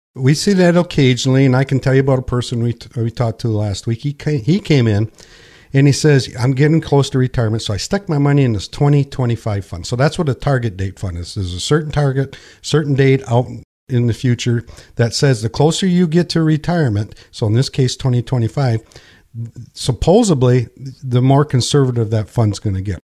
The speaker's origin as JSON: {"language": "English", "town": "Pinconning", "region": "Michigan", "country": "United States", "tie": "born or raised there", "also_born_or_lived": "Linwood, Michigan", "said": "I was born and raised here in Pin Ka Ning"}